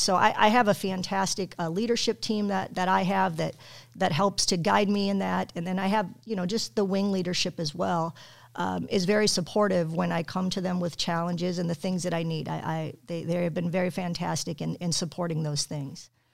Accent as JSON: {"language": "English", "town": "Aurora", "region": "Colorado", "country": "United States", "also_born_or_lived": "Wyoming", "moved": "as an adult", "lives_now": "Illinois, United States", "said": "I'm from Colorado"}